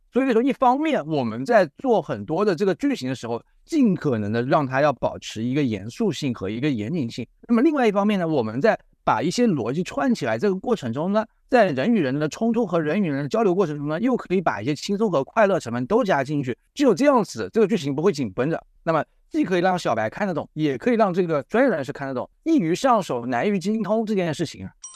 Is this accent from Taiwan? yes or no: no; southern China, China; 这个我作为南方人，我是不太喜欢吃那个酱的